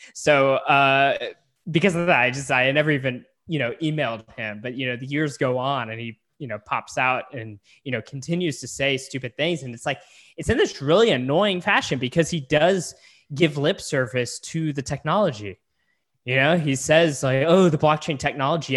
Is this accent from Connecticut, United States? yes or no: no; San Antonio, Texas, United States; moved away; I'm originally from San Antonio